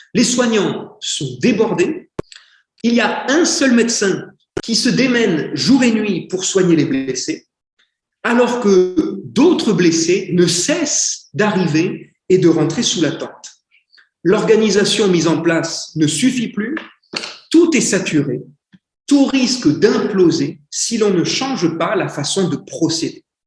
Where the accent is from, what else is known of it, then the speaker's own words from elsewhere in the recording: France; also born or lived in Philippines / India; je suis un Français, donc j'ai un accent anglais extrêmement bizarre.